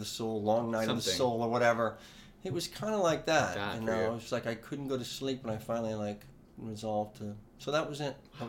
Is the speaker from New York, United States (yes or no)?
no; New Orleans, Louisiana, United States; Coming from New Orleans, we didn't ski. I had never been to a mountain.